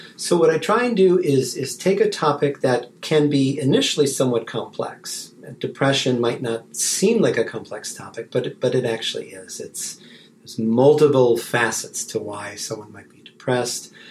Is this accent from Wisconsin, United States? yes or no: yes; Wisconsin, United States; moved away as an adult; also born or lived in Kansas / Ann Arbor, Michigan / Atlanta, Georgia; now in Texas, United States; I was uh, born and raised in Wisconsin